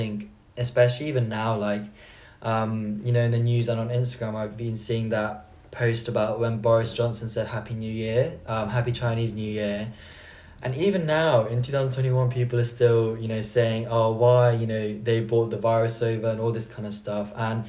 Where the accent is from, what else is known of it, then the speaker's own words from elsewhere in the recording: Bristol, South West England, United Kingdom; born there; because I was born in Bristol and I was born here, my parents, they tried so hard, and I'm so thankful for the fact that they tried to keep up my like South Korean side, you know.